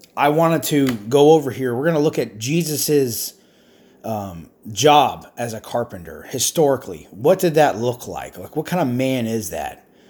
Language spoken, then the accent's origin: English; United States; I'm an American